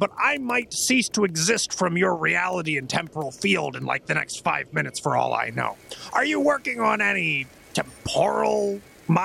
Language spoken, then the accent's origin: English; Queensbury, New York, United States; I grew up in Queensbury, New York, if that's any...